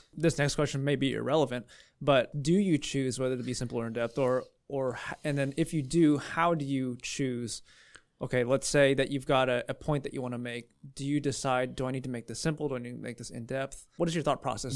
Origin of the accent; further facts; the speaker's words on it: California, United States; I'm from California. We talk faster